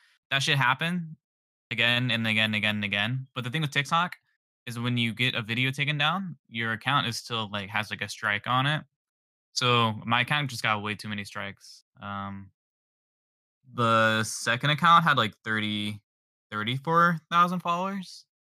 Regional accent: San Diego, California, United States; I'm from San Diego, California, and I make funny videos online.

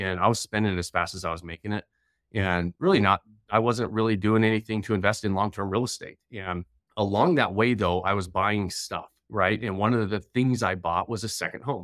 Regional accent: northern Utah, United States; also born or lived in Idaho / Denver; I grew up here in Utah

